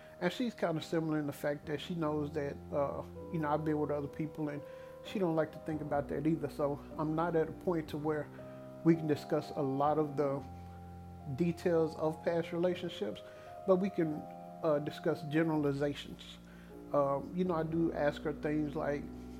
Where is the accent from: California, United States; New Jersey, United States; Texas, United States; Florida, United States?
Texas, United States; Dallas; my hometown team